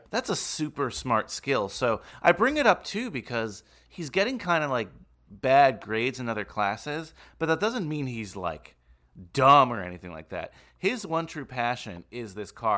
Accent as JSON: {"language": "English", "area": "Bergen County", "region": "New Jersey", "country": "United States", "tie": "born or raised there", "said": "you and I grew up in Bergen County"}